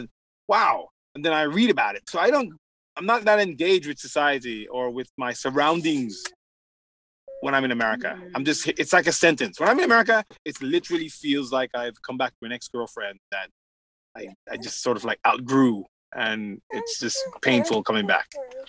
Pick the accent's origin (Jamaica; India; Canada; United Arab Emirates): Jamaica; moved away; also born or lived in United Kingdom / United States / Japan; as an African growing up, born and raised in Jamaica, we're socialized to understand that we're Africans.